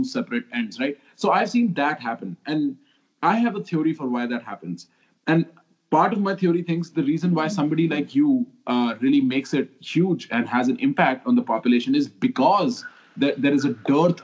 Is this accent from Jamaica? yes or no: no; Delhi, India; growing up in Delhi